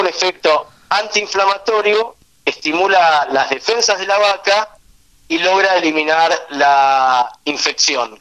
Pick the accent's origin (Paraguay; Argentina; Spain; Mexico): Argentina; also born or lived in Israel; Nací en Israel, y desde el año y medio de edad estoy viviendo en Argentina, así que prácticamente viví casi toda mi vida en nuestro país